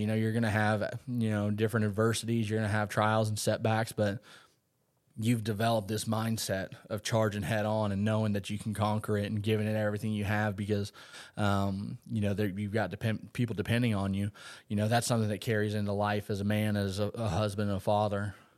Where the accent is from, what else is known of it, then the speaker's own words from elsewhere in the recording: Umatilla, Florida, United States; also born or lived in Nebraska; I was a Lake County boy. So I grew up in Umatilla, on the lakes